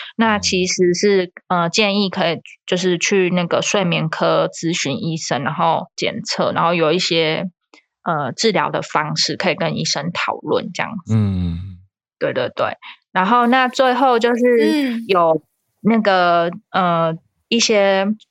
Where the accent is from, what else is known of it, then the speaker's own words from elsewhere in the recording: Taiwan; 我们台湾人